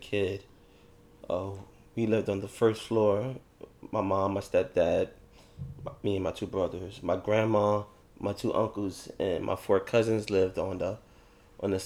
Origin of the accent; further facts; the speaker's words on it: New York City, New York, United States; also born or lived in Virginia; I'm from East New York, Brooklyn, y'all. But we moved from East New York, Brooklyn, to East New York, Brooklyn